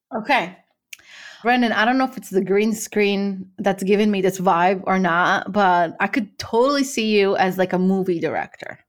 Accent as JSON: {"language": "English", "country": "Morocco", "tie": "born or raised there", "moved": "yes", "said": "I'm originally from Morocco"}